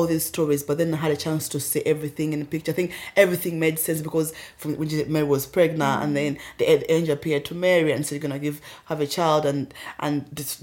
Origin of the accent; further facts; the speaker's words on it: Uganda; also born or lived in Rwanda; now in United Kingdom; I'm from Uganda, but I was born in Rwanda. And I was in a boarding school.